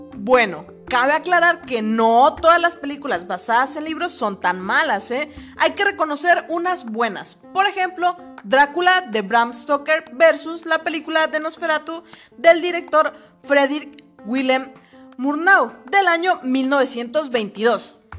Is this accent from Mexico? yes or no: yes; Mexico; todos los mexicanos somos